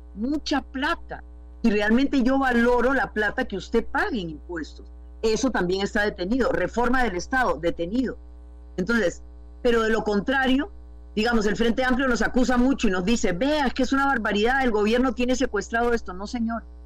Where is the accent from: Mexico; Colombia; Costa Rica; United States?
Costa Rica; como costarricenses